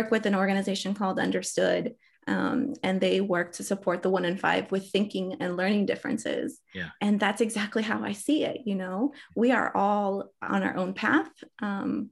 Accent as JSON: {"language": "English", "region": "Bogotá", "country": "Colombia", "tie": "born or raised there", "moved": "yes", "lives_now": "United States", "said": "I was born in Bogota, Colombia"}